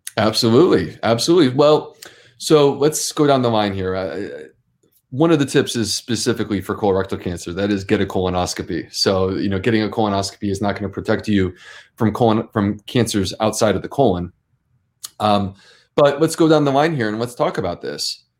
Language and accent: English; Syracuse, New York, United States; I grew up in Syracuse, New York